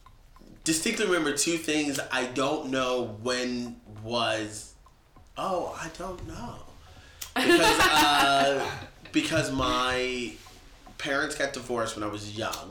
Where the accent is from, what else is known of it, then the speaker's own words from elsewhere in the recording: Norfolk, Virginia, United States; also born or lived in Pennsylvania; now in New York, United States; I was born in Pennsylvania, but I'm from Norfolk, Virginia.